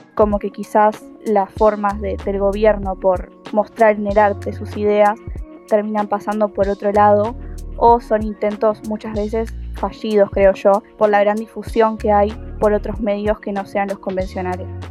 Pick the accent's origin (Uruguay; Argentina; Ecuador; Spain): Argentina; voy a la Universidad Nacional de La Plata y soy argentina.